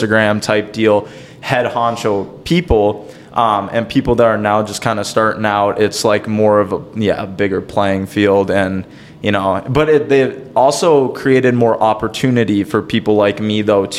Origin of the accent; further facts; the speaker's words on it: Elk River, Minnesota, United States; also born or lived in Princeton, Minnesota; I've been in Elk River, Minnesota basically my whole life